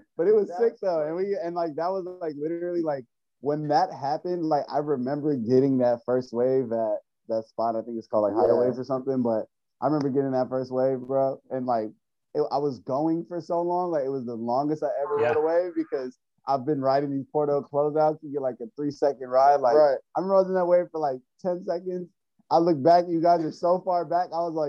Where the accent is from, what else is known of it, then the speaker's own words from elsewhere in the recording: Carson, California, United States; also born or lived in North Carolina; Well, I'm originally from Carson. Carson. I was born in Long Beach, South Bay. I lived in North Carolina for a while though. But it's California.